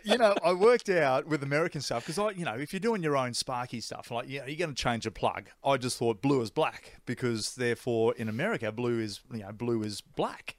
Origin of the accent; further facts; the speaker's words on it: Australia; I'm an Aussie